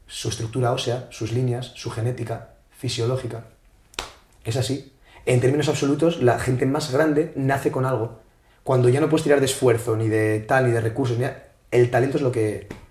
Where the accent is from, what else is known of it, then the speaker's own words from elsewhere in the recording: Asturias, Spain; now in Madrid, Spain; Yo soy de Asturias, tío. Vengo a Madrid